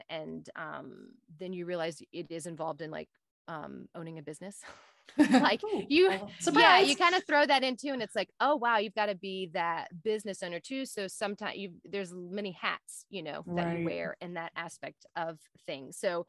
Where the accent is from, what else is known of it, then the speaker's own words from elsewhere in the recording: Southern United States, United States; I'm a Southerner.